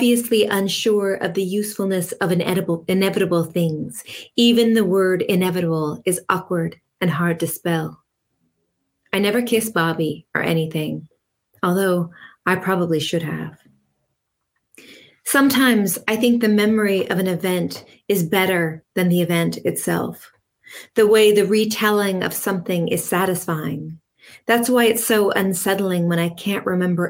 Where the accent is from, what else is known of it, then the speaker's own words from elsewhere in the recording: California, United States; I am from California